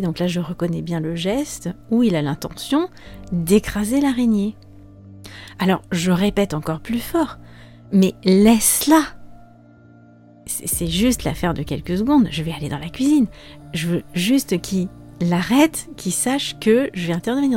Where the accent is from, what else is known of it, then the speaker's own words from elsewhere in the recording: France; moved away as an adult; also born or lived in Spain; j'étais rentrée au pays, où j'étais rentrée chez mes parents